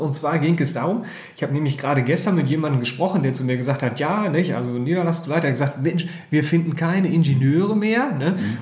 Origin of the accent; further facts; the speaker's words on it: Herford, North Rhine-Westphalia, Germany; als gebürtiger Herforder